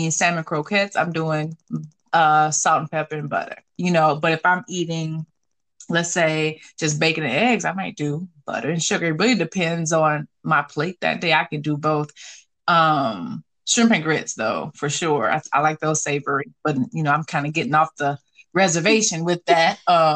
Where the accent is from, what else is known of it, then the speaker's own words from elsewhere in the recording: Georgia, United States; roots in the South, but I grew up in Georgia